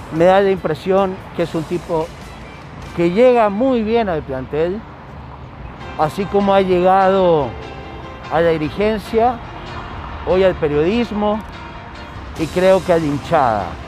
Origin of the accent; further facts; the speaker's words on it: Chile; now in Ecuador; yo soy chileno, sí, soy chileno, pero vivo años aquí en el Ecuador y el periodismo lo hago acá